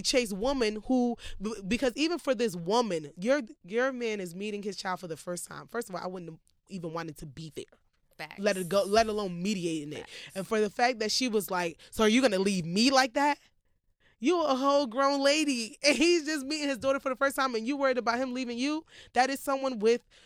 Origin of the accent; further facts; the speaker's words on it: United States; growing up in America